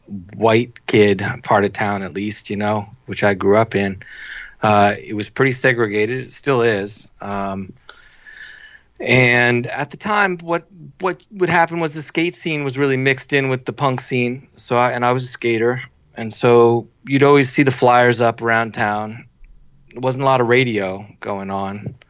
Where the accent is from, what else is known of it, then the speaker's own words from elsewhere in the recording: Washington, District of Columbia, United States; D.C. is my hometown